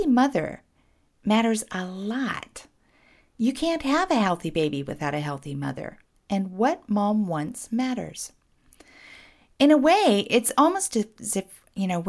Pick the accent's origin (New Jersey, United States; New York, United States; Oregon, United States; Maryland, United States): Oregon, United States; Portland; my hometown, Portland, Oregon.